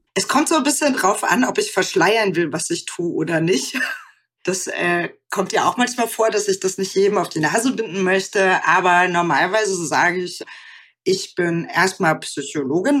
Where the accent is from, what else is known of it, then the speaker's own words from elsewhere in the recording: West Germany, Germany; also born or lived in Aachen / Münster; wo ich aufgewachsen bin, wo ich zur Schule gegangen bin, sondern eben auch für meine Familie. Deswegen würde ich sagen, es, es sind nicht so große Orte in Westdeutschland gewesen.